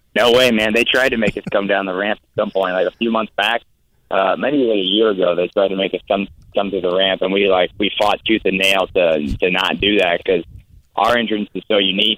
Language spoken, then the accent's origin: English; Iowa, United States; also born or lived in Tampa, Florida; I'm from Iowa, man. I grew up in the Midwest. Uh, I still live there